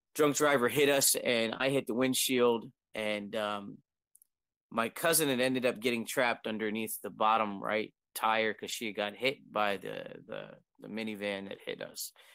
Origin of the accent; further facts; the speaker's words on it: Harrisburg, Pennsylvania, United States; I'm from United States, I'm in Pennsylvania, Harrisburg